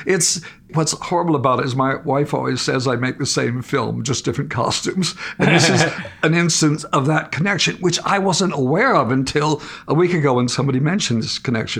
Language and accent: English; Minnesota, United States; moved away; also born or lived in England; When I came to England the first time, I was referred to as a monosyllabic Minnesota farm boy. Now, I'm a country boy. That's where I began. I love growing up in the natural world. Dirt, moss, swamps, rivers, all trees.